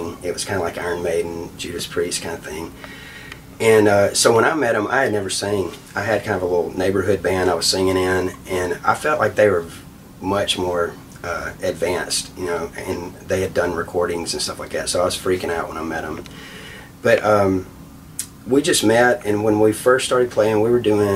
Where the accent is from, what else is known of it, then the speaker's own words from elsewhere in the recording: Mississippi Delta, United States; I grew up in the Delta